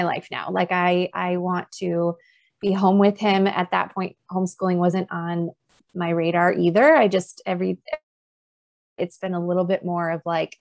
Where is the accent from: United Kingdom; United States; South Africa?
United States; South Dakota; moved away as an adult; also born or lived in North Carolina; now in Twin Cities, United States; both my husband and I were born and raised in South Dakota